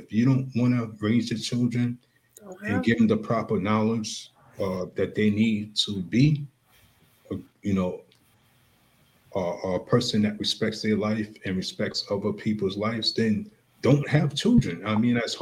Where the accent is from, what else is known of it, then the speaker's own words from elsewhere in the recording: Long Island, New York, United States; I grew up in Long Island, New York